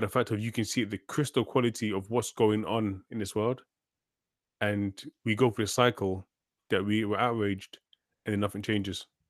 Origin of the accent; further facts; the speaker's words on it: London, United Kingdom; I grew up, I grew up in London.